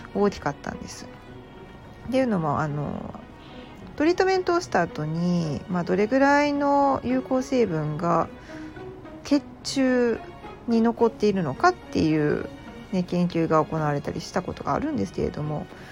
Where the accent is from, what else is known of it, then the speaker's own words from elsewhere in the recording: Osaka, Japan; 私は生まれも育ちも大阪人ですし